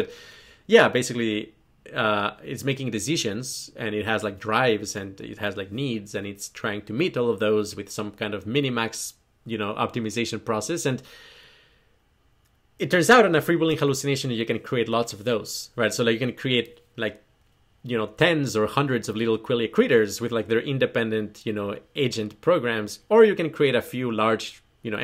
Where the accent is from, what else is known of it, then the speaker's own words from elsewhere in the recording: New Zealand; Kiwi again, New Zealand. So, being a Kiwi, well, no, okay, backtrack.